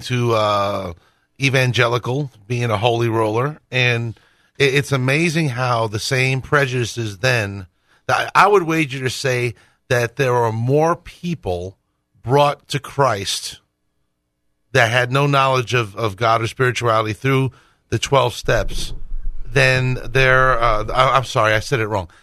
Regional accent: Northeast, United States; I grew up Roman Catholic in the Northeast

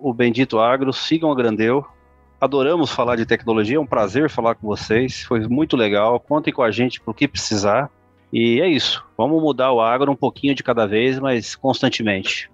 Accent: Brazil; eu sou brasileiro

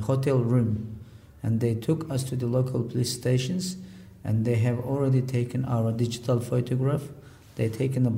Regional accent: Hotan, Xinjiang, China; English is a second language; moved away as an adult; my hometown, which is Khotan

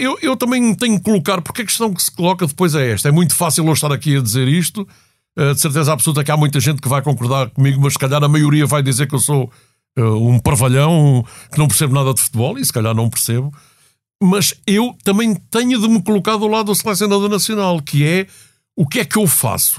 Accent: Portugal; enquanto português

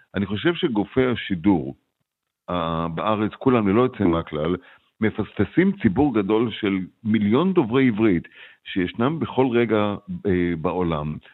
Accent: Israel; now in United States; אני כישראלי בארצות הברית

